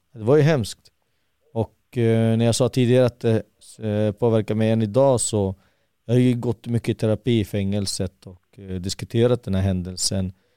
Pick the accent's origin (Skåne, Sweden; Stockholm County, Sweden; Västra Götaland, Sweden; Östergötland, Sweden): Stockholm County, Sweden; Haninge; Södra Stockholm, Jordbro i Haninge kommun.